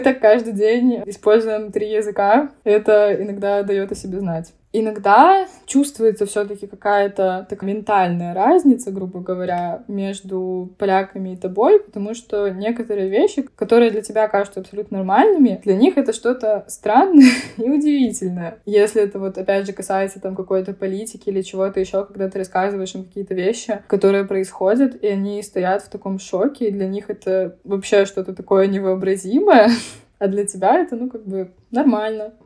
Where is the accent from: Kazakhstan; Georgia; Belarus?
Belarus; moved away as an adult; also born or lived in Poznań, Poland; now in Poland; при этом знаю белорусский, но не говорю на нем, хотя я из Беларуси